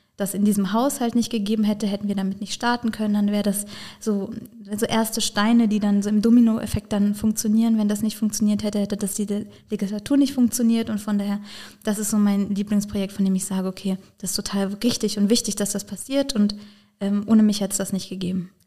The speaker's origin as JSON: {"language": "German", "area": "Bad Dürkheim district", "region": "Rhineland-Palatinate", "country": "Germany", "said": "ich selber komme aus dem Landkreis Bad Dürkheim"}